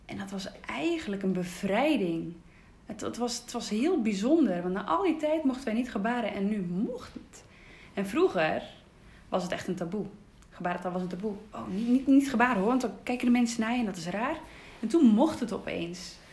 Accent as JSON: {"language": "Dutch", "region": "Groningen", "country": "Netherlands", "tie": "born or raised there", "also_born_or_lived": "Twente", "said": "Ik ben in Twente geboren en mijn ouders zijn op zoek gegaan eh, ja, naar iets voor mij, omdat ik doof ben. Dus toen zijn we naar eh, Groningen gegaan."}